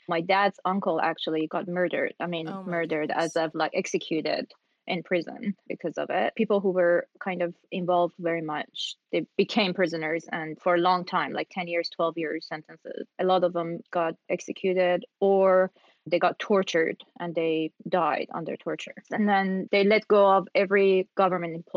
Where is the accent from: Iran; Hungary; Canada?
Iran; moved away as an adult; now in United States; I am from Iran. I arrived in the U.S. end of May 2001, almost 20 years ago.